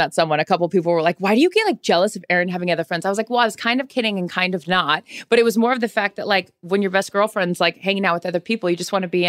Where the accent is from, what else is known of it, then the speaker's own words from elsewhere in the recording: West Coast, United States; moved away as an adult; now in New York, United States; I'm not like a New Yorker I grew up on the West Coast.